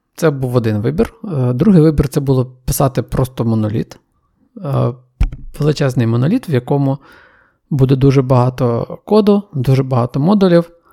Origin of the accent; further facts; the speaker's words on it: Ukraine; віддалені куточки країни, і там, звідки я родом